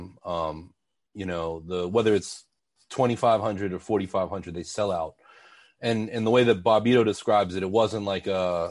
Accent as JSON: {"language": "English", "town": "Pittsburgh", "region": "Pennsylvania", "country": "United States", "tie": "born or raised there", "also_born_or_lived": "Philadelphia", "moved": "yes", "said": "I was growing up in Pittsburgh and around that time had moved to Philly"}